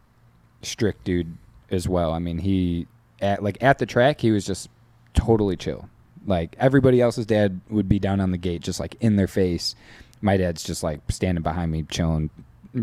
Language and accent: English; New York, United States; I grew up in New York, so I was an East Coast kid as well.